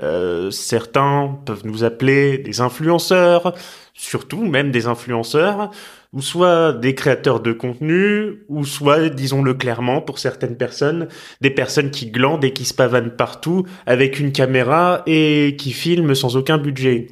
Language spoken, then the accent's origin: French; Tours, Centre-Val de Loire, France; moved away; also born or lived in Rouen; quand je quittais Rouen, quand j'étais petit pour retourner à Tours où j'habitais